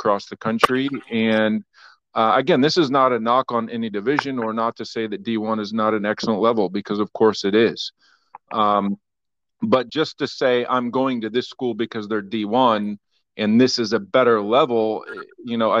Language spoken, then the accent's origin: English; Ohio, United States; also born or lived in Jackson, Mississippi / St. Louis; now in Florida, United States; I grew up in Ohio and I'm a big Buckeye fan